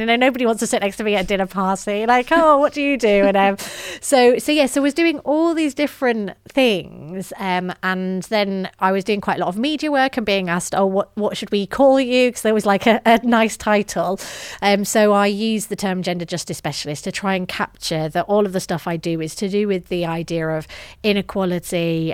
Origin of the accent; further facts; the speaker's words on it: the north of England, United Kingdom; grew up in the north of England, as my accent may betray